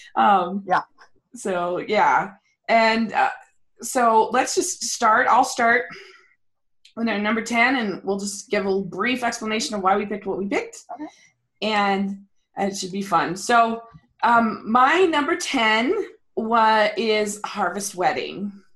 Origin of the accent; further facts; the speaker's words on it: Maryland, United States; moved away; I grew up in Maryland, so I have tons of contacts over there